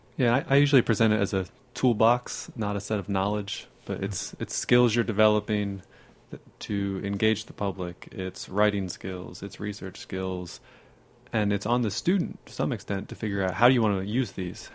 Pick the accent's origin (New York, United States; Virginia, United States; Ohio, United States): Virginia, United States; Northern; now in Texas, United States; I grew up near the Smithsonian